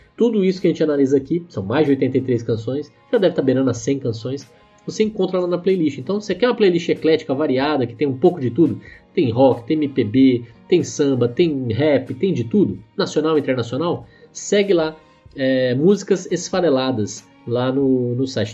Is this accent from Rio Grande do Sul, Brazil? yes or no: no; Aparecida do Taboado, Mato Grosso do Sul, Brazil; a cidade Aparecida do Taboato, que na verdade hoje fica em Mato Grosso do Sul, que é a terra onde eu cresci